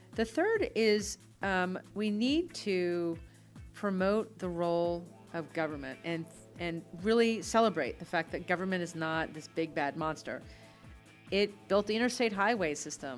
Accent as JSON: {"language": "English", "town": "Altavista", "region": "Virginia", "country": "United States", "tie": "born or raised there", "said": "where I grew up in Alta Vista, Virginia"}